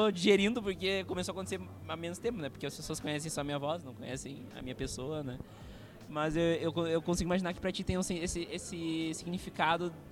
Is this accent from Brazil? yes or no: no; Uruguay; first language Spanish; Portuguese is a second language; sou uruguaio